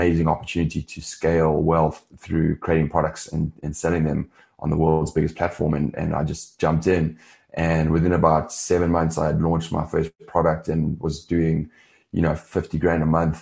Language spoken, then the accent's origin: English; South Africa; moved away as an adult; also born or lived in London / Los Angeles; I'm originally from South Africa. I grew up there